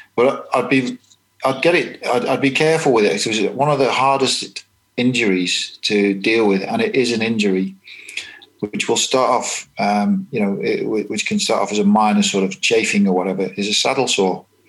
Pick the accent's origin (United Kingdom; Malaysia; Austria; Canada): United Kingdom; England; moved away as an adult; now in New Zealand; being English and quite uh, green in New Zealand